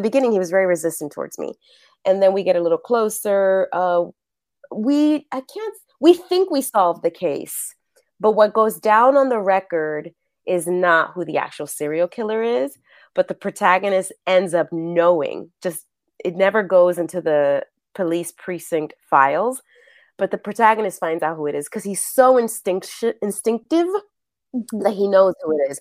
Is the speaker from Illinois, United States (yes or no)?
no; New York City, New York, United States; first language Spanish; English is a second language; moved away as an adult; now in Los Angeles, United States; growing up, I grew up in New York, and both of my parents are from Puerto Rico